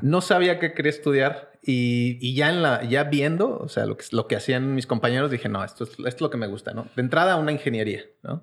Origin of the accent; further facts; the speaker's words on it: Querétaro, Mexico; also born or lived in Mexico City; pero crecí en la ciudad de Querétaro